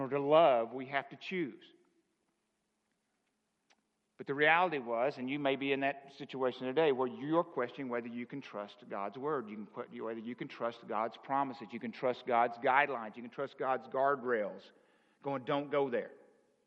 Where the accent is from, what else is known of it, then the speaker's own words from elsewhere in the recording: the South, United States; Now, I'm from the South.